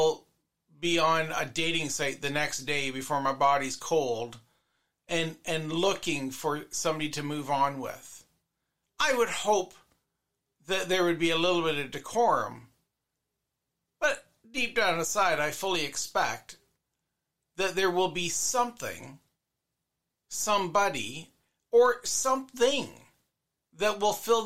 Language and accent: English; Canada; me as a Canadian